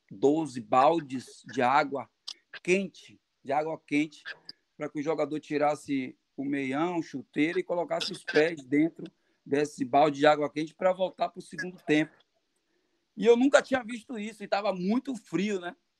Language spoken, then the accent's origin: Portuguese; Salvador, Bahia, Brazil; moved away; also born or lived in Uruguay / Caxias do Sul; eu sou baiano. Salvador